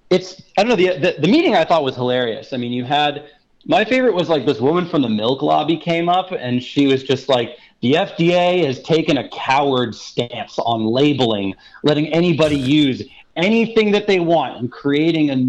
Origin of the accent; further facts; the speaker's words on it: Brooklyn, New York, United States; My mom knitted me this hat when I was a child. Uh, growing up in Brooklyn.